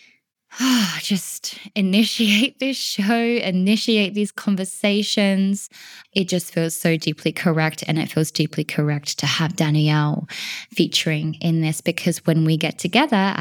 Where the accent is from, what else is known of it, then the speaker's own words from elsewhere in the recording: Australia; moved away as an adult; now in Wales, United Kingdom; I am originally from Australia